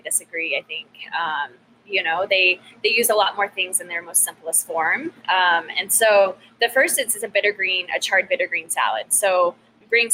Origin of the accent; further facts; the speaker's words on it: Texas, United States; how I grew up, you know, it's the Texan, it's the mom cooking